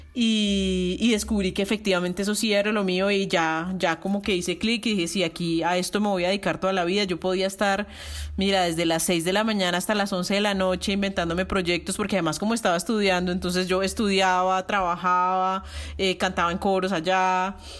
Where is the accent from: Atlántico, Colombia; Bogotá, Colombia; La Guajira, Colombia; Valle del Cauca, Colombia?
Bogotá, Colombia; moved away as an adult; also born or lived in Belgium / Barcelona, Spain; now in Medellín, Colombia; Yo soy más rola que la jaco